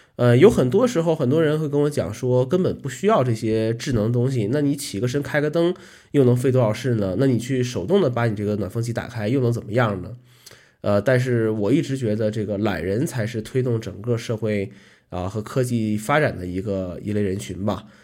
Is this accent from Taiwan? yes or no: no; Northeast China, China; moved away as an adult; now in Kunming, China; 来到昆明呢，已经十一年了啊，依然不是很喜欢昆明的冬天。呃，毕竟和北方不一样啊，这个从小生活在这个东北地区